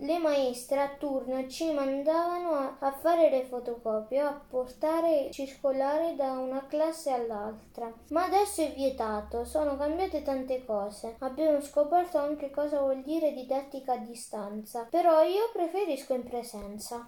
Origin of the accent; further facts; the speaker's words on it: Termoli, Molise, Italy; ho 10 anni e vengo da Termoli, in provincia di Campobasso